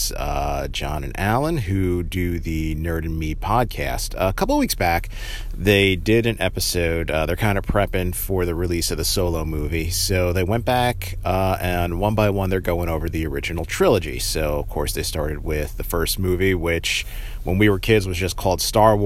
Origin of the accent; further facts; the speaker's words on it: New Jersey, United States; around where I grew up in Central Jersey